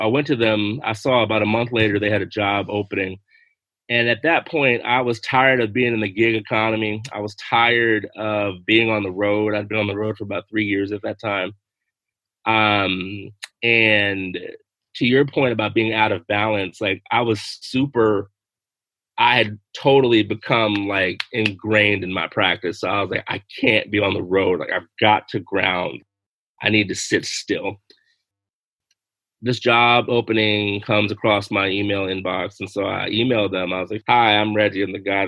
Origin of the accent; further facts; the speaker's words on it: the South, United States; I'm from the South